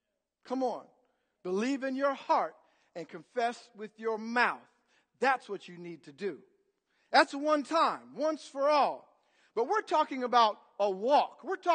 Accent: Bloomington, United States; I grew up in Bloomington. And, you know, if you grew up in this city, you would be.

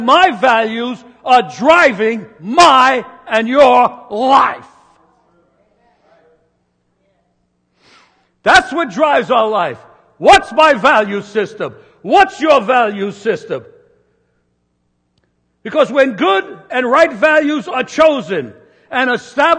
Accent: New York City, New York, United States; I was born in New York City on brick and mortar with no trees

